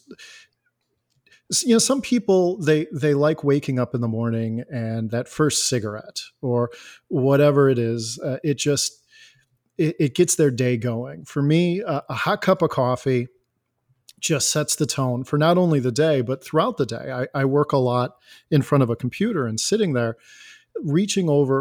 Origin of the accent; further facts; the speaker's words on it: Elgin, Illinois, United States; I am from Elgin, Illinois